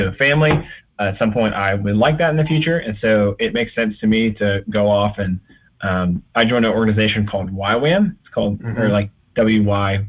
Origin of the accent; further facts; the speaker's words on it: the South, United States; Growing up in the South